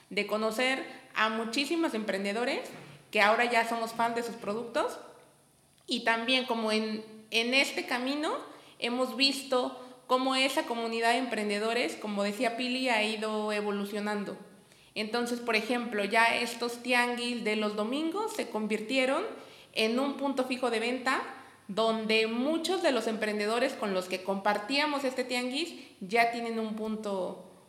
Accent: Chiapas, Mexico; somos de Chiapas y empezamos a emprender desde Chiapas

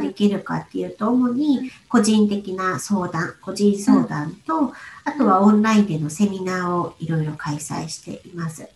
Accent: Aichi, Japan; moved away as an adult; 私が愛知県出身なので、もう今実家がすぐ近くなんですね

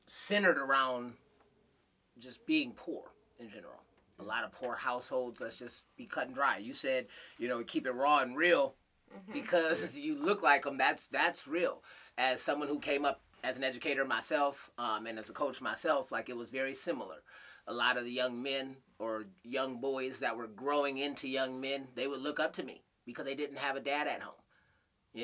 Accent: Flint, Michigan, United States; moved away; also born or lived in Grand Rapids, Michigan; when I was growing up in Flint, though, it was 80% black in the schools

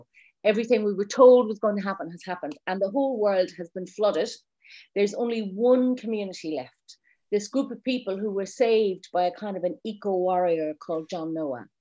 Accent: Ireland; being Irish

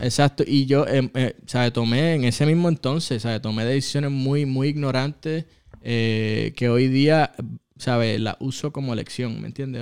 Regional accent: Ponce, Puerto Rico; soy de Ponce

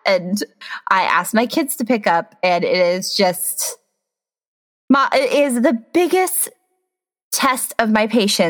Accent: Midwest, United States; now in Washington, United States; I am a Midwestern transplant in the Pacific Northwest. I think I can officially say I'm from Washington now because I have lived here like 8, 9 years?

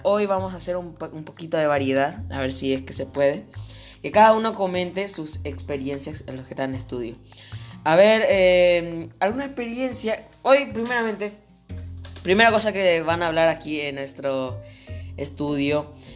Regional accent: Paraguay; En mi país, Paraguay

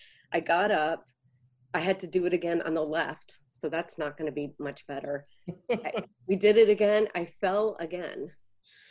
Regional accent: Chicago, Illinois, United States; moved away; Hubbard Street Dance Chicago, a company that I had grown up with watching and back in my hometown

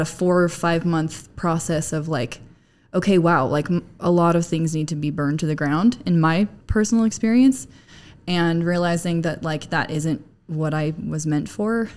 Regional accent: Arizona, United States; moved away as an adult; now in Utah, United States; I'm from Arizona. I moved to Utah about 10 years ago

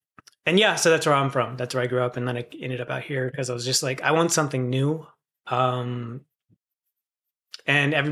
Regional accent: Morongo reservation, California, United States; moved away as an adult; also born or lived in Albuquerque, New Mexico; I moved to Morongo. I grew up on the reservation out there.

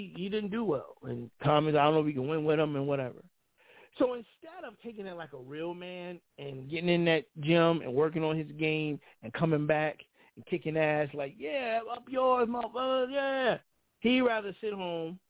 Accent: Philadelphia, Pennsylvania, United States; I'm from Philly. I love my city

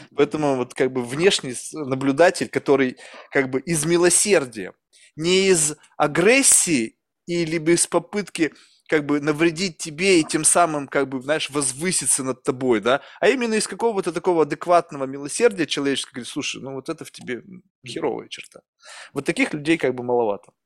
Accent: Russia; first language Russian; now in United States; я родился в России

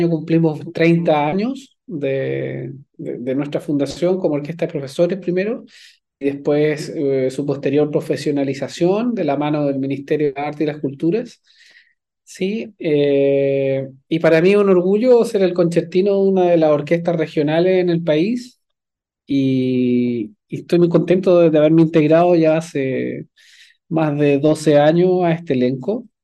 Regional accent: Viña del Mar, Valparaíso, Chile; Yo soy de Viña del Mar, sí. Eh, estudié desde

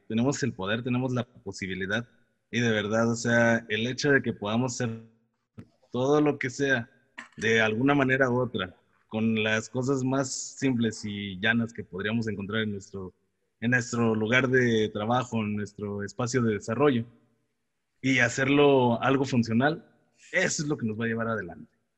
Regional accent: Mexico

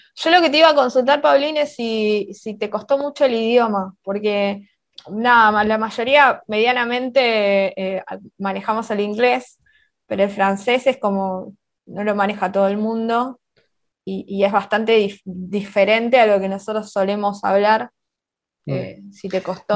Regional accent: Argentina

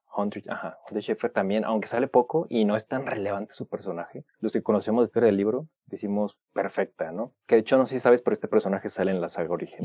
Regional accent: Mexico; soy mexicano

